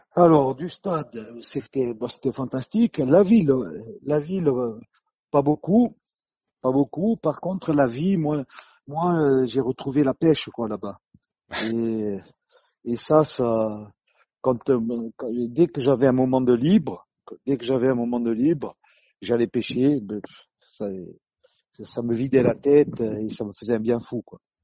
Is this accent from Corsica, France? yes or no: yes; Corsica, France; moved away as an adult; Je suis du sud, hein, je suis du sud, je suis corse